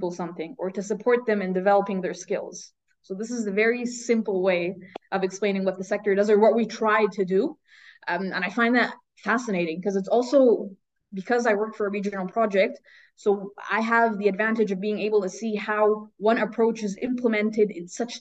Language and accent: English; Egypt; moved away as an adult; now in Eschborn, Germany; I grew up in Egypt